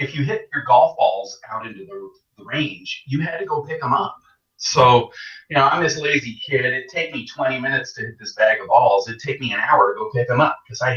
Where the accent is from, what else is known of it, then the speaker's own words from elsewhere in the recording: Canada; moved away as an adult; also born or lived in England; I grew up in Canada. I was born in England, but then I grew up in Canada. Moved there when I was just a baby. So I grew up there, and I was there until 2002